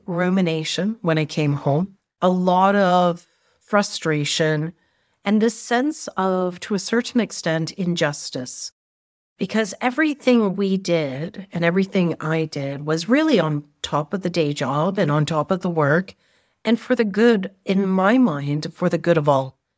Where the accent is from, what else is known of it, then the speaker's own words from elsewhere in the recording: Canada; I was brought up in Canada with a strong Indian background and family